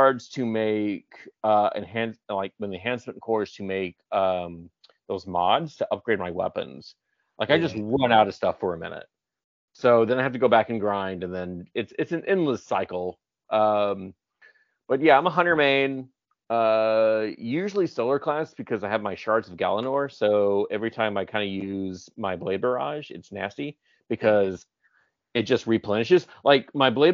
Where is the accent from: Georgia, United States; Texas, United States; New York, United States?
Georgia, United States; Atlanta; moved away; I'm from Atlanta